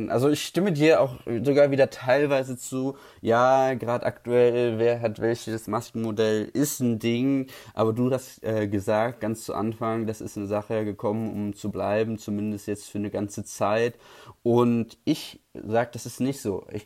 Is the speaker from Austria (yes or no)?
no; Switzerland; Edelweiß unterstütze ich auch als Schweizer sehr gerne.